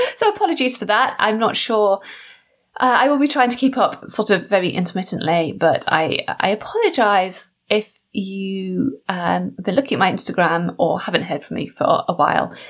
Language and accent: English; United Kingdom; built into my DNA or our DNA as British people